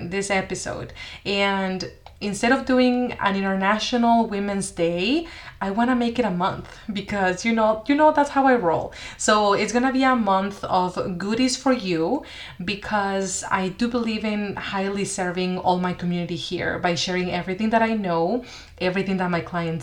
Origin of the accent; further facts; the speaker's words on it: Mexico; moved away as an adult; also born or lived in Seattle, United States; I went to the US for college. I'm originally from Mexico